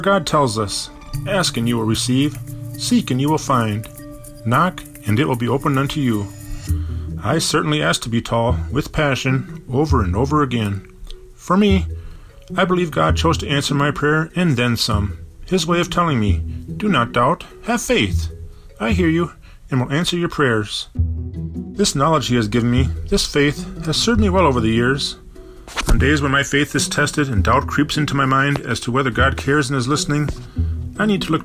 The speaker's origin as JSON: {"language": "English", "town": "Bloomington", "region": "Minnesota", "country": "United States", "tie": "born or raised there", "lives_now": "Minneapolis, United States", "said": "I lived with a moose all throughout my childhood, growing up in Bloomington, Minnesota."}